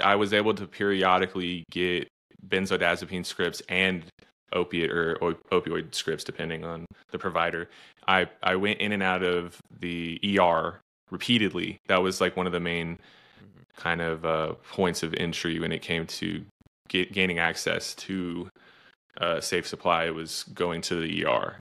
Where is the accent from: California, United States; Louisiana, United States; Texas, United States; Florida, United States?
Texas, United States; I'm from Texas